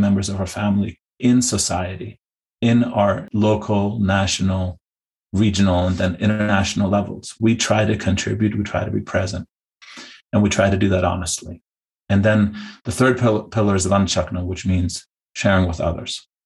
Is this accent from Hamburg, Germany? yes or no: yes; Hamburg, Germany; also born or lived in India; now in United States; in Germany, I'm from Hamburg.